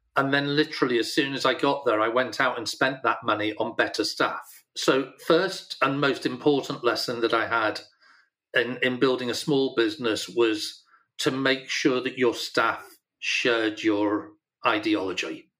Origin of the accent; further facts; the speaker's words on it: Yorkshire and the Humber, United Kingdom; I'm a Yorkshireman